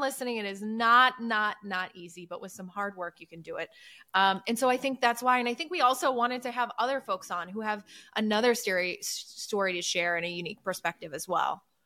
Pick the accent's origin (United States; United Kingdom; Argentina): United States; Midwest; moved away; also born or lived in New York; grew up in the Midwest, love the Midwest.